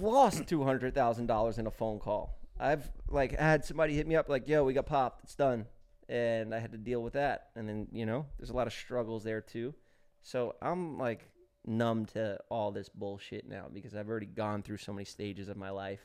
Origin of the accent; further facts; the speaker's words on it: New York City, New York, United States; moved away as an adult; I grew up in New York City